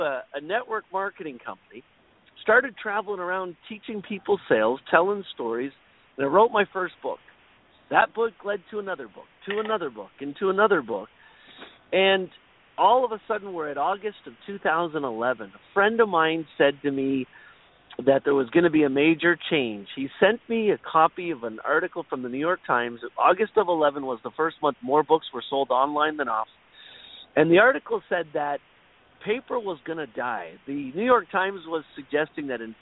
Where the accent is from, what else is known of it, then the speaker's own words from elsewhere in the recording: Toronto, Ontario, Canada; I am from Toronto, Canada